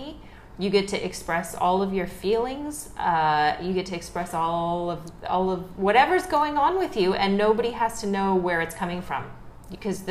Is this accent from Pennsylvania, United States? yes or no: yes; Philadelphia, Pennsylvania, United States; moved away as an adult; also born or lived in Los Angeles, United States; now in Vietnam; I was born and raised on the East Coast, so I'm originally from the Philadelphia area